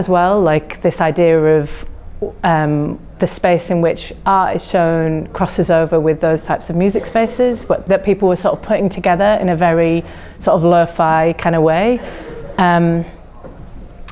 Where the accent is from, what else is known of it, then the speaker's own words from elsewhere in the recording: Yorkshire and the Humber, United Kingdom; now in London, United Kingdom; I'm from West Yorkshire, very small town, not really an art scene at all, near Leeds